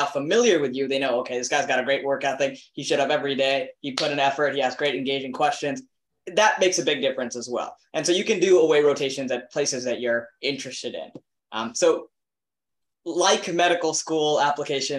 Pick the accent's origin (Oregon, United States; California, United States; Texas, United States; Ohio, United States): Texas, United States; South; I grew up in South Texas